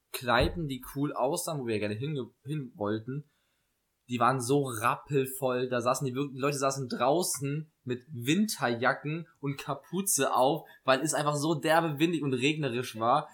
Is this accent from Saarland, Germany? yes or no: yes; Saarland, Germany; aus, dem Saarland